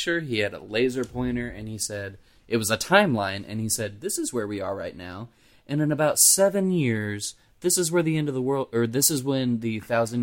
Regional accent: Henry County, Kentucky, United States; accent: Southern; I grew up on a farm in Henry County

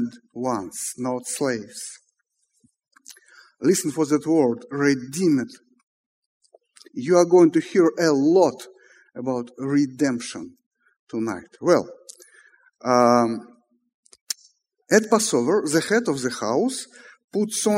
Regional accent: Moscow, Russia; let me read in Russian just to prove that I am from Moscow

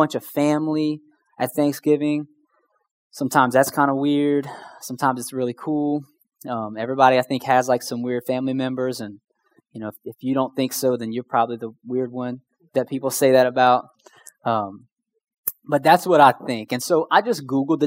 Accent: Houma, Louisiana, United States; I'm from Houma

